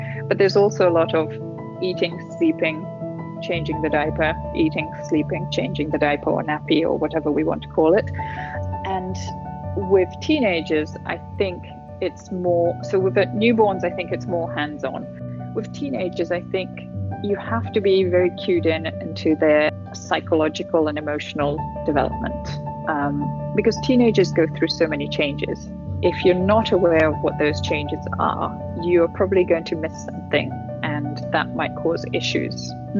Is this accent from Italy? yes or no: yes; Italy; moved away as an adult; also born or lived in Turkey; So my mum's English, my dad's Italian. I was born in Italy. We moved around Italy until I was 8. Then we moved to Turkey for 3 years, then back to Italy. I finished high school in Italy and then came to the UK